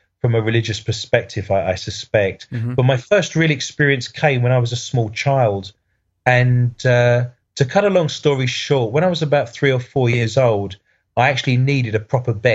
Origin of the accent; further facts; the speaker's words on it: United Kingdom; as a Brit